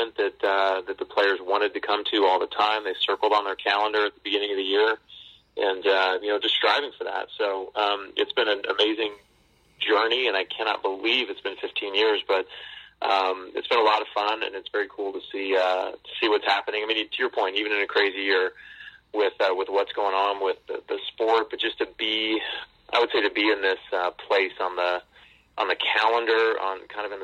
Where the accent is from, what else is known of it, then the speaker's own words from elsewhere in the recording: Southern California, United States; moved away as an adult; also born or lived in Auburn; now in Hartford, United States; I grew up in Southern California